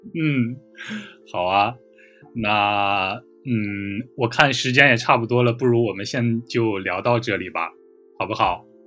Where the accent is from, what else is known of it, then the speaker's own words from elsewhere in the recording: Taiyuan, Shanxi, China; moved away as an adult; now in South Korea; 我出生在中国的山西省太原市